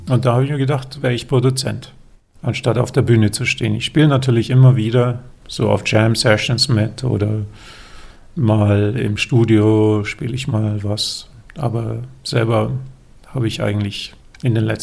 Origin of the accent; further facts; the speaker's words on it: Germany; haben, haben wir das Glück als Deutsche, mit dem Pass ist eins, ist glaube ich auf Platz eins oder zwei